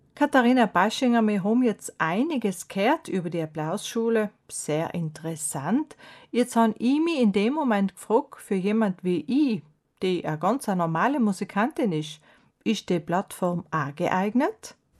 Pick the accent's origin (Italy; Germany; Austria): Italy; South Tyrol, Trentino-Alto Adige; bei uns in Südtirol